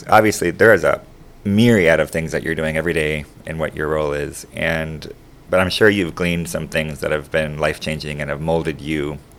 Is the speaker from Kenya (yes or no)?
no; Panama; moved away as an adult; I grew up, like I said earlier, I grew up in Panama from the age of 7. So I lived there for 25 years. And, you know, I'm a U.S. citizen with a very big heart for Panama